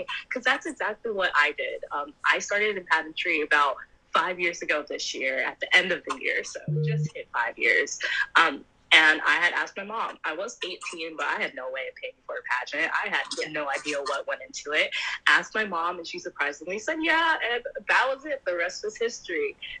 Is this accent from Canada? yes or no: no; Jamaica; Caribbean, I'm Jamaican, so